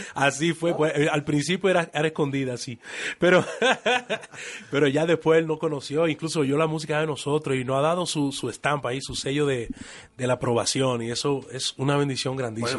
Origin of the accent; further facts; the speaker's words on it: New York, United States; los dos somos de Nueva York